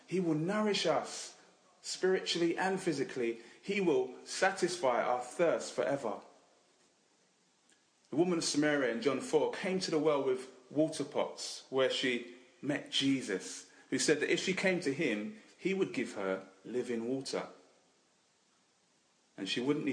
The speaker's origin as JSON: {"language": "English", "region": "England", "country": "United Kingdom", "said": "Now, I know we're English"}